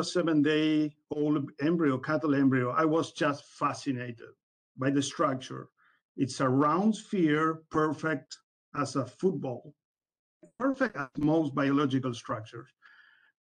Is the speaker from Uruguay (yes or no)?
yes; Uruguay; moved away as an adult; now in Pembroke, United States; I'm originally from Uruguay